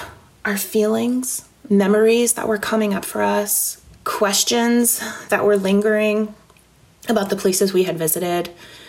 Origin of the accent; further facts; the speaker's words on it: Northeast, United States; as I mentioned, I'm from the Northeast and Alvin is from the Deep South